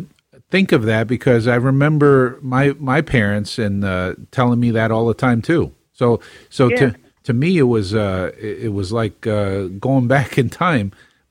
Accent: New York City, New York, United States; moved away as an adult; also born or lived in Virginia; Oh, yeah. I'm from Bay Parkway and 62nd.

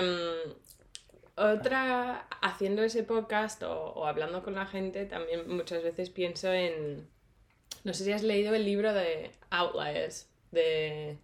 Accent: England, United Kingdom; now in Madrid, Spain; yo soy de Inglaterra y vivo en Madrid

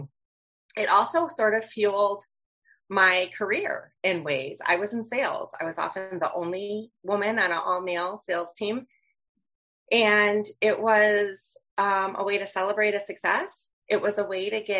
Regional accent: Wisconsin, United States; I'm from Wisconsin

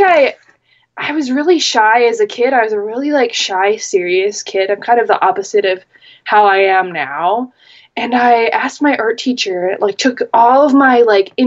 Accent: Minnesota, United States; I am a Minnesotan, born and bred, Midwestern

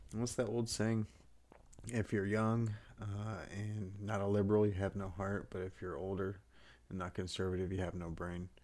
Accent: Texas, United States; I grew up in Texas

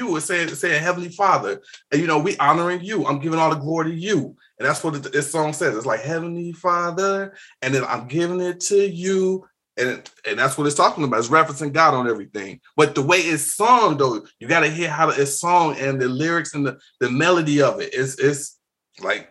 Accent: Chicago, Illinois, United States; growing up in Chicago, being in the city, we got all kind of music here

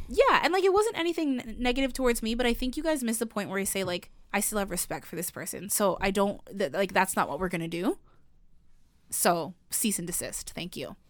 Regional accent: Canada; we don't have that in Canada

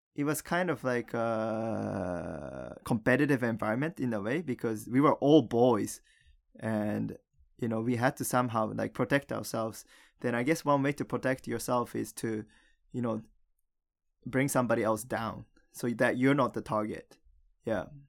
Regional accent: Japan; moved away; also born or lived in United States / Canada; the only Japanese kid in school

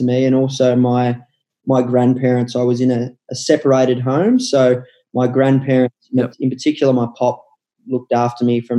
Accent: Melbourne, Victoria, Australia; grew up in Lilydale, which is in the eastern suburbs of Melbourne, just the start of the Yarra Valley

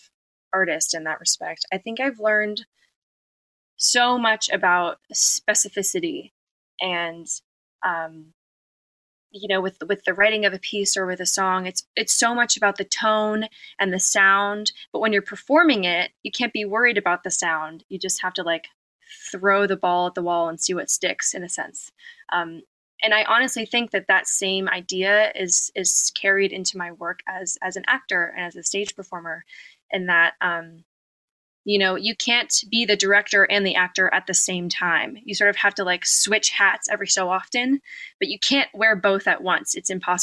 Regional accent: United States; growing up in America

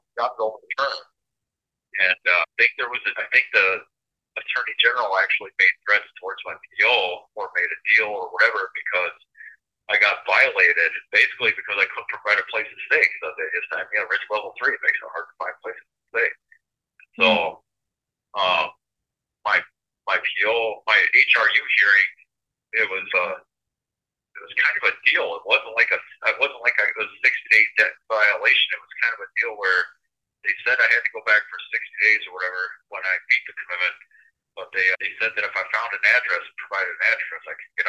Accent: Minnesota, United States; also born or lived in Fort Wayne; I was a born citizen of Minnesota. I'm actually from Fort Wayne.

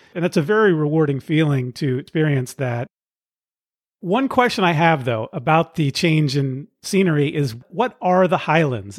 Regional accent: Pacifica, California, United States; also born or lived in San Francisco Bay Area; my hometown, Pacifica, California, where I grew up

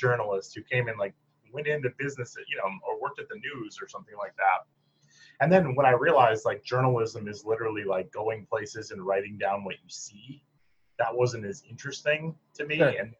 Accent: Michigan, United States; growing up in rural Michigan, you know, where what I always say to people when I describe growing up in Michigan

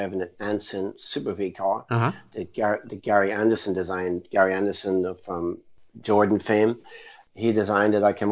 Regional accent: Ireland; moved away as an adult; also born or lived in England; We had no money growing up in Ireland.

